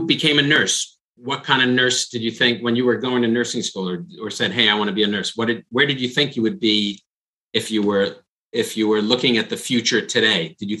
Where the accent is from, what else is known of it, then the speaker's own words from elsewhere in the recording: New York, United States; now in California, United States; Raya and I are both New Yorkers and we're both now in California.